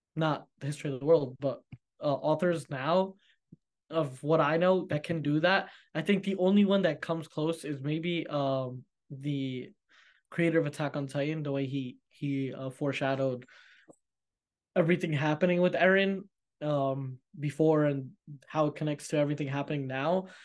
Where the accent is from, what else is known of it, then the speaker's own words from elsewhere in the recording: United States; I'm American, you know, I live in America